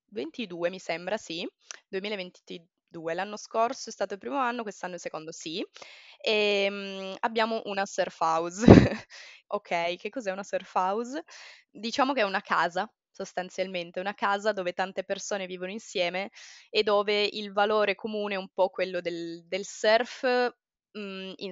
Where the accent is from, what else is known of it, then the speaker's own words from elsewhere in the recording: Turin, Piedmont, Italy; moved away as an adult; now in Ericeira, Portugal; fino al 2016 mh, mm, io ho vissuto a Torino, okay. sempre a Torino, non ho mai fatto neanche esperienza all'estero